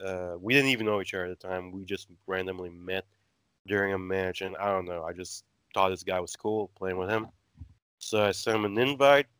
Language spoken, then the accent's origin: English; Aruba; I'm actually from Aruba, small little island in the Caribbean